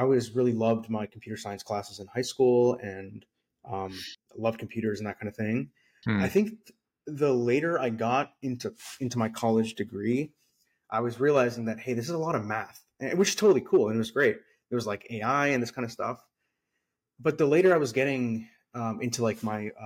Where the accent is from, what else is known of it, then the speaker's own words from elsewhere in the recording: San Francisco Bay Area, California, United States; now in Austin, United States; I'm from the San Francisco Bay Area.